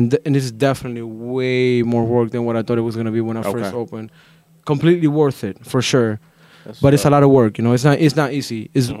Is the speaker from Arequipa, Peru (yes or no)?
no; Lima, Peru; now in Sanford, United States; I'm Peruvian. I'm from Lima.